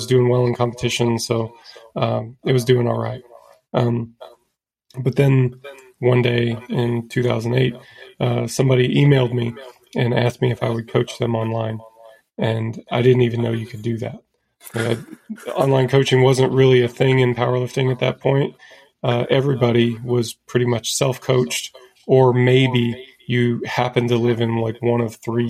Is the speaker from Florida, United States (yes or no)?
no; Indiana, United States; moved away as an adult; also born or lived in Colorado Springs, Colorado; I grew up in Indiana and went to college at the Air Force Academy in Colorado Springs